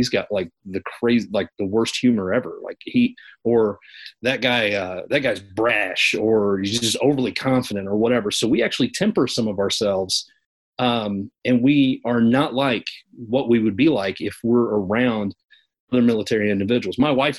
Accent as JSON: {"language": "English", "region": "Kentucky", "country": "United States", "accent": "Kentucky country", "said": "I'm a hillbilly. But when I talk to my mom on the phone, my Kentucky country accent comes way out."}